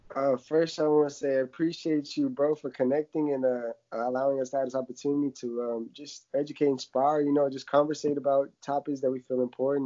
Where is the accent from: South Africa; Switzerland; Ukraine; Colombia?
Ukraine; now in United States; growing up in Ukraine, you know, uh, seeing my family die in front of me to drugs, alcohol